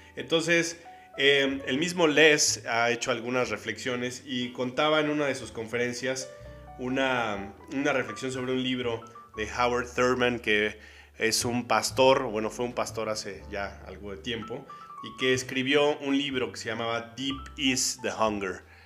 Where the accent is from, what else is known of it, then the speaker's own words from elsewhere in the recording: Mexico; yo soy mexicano por alguna razón, aquí me tocó nacer